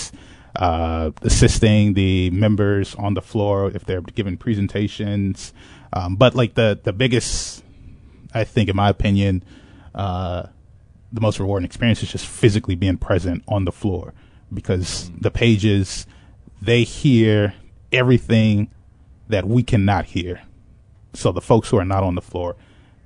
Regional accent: Chicago, Illinois, United States; I grew up in Inglewood, which is on the south side of Chicago

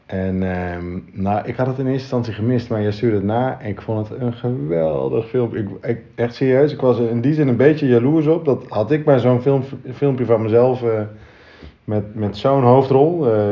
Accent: Friesland, Netherlands; also born or lived in Groningen; Ik ben een trotse Fries. Een trotse Fries.

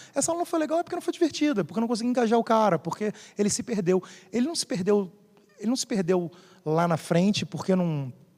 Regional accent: Rio de Janeiro, Brazil; sou do Rio

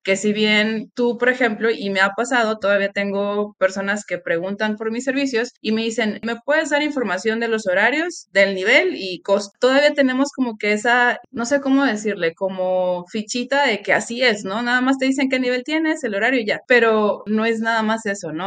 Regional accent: Chiapas, Mexico; estoy en el sur de México, soy de Chiapas

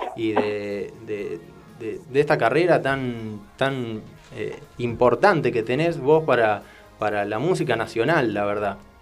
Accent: Argentina; todos los argentinos

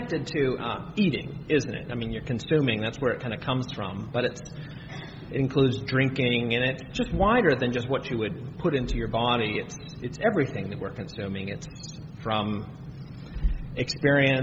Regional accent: United States

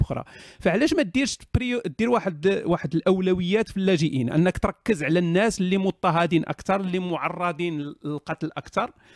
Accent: Morocco; حنا المغاربه

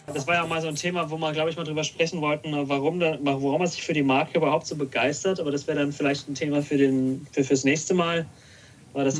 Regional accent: Karlsruhe, Baden-Württemberg, Germany; Ich bin ja schon mein ganzes Leben hier

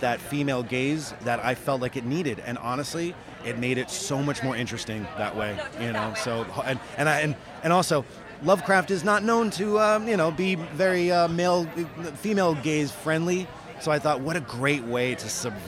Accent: New York, United States; I'm from New York

